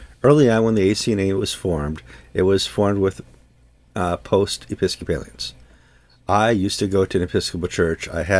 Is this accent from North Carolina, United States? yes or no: no; Wisconsin, United States; Wisconsin, my home state